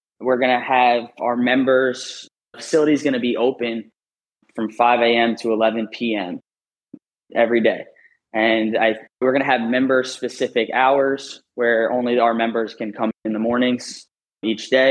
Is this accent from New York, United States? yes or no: yes; New York, United States; moved away; being a former northerner, I'm from New York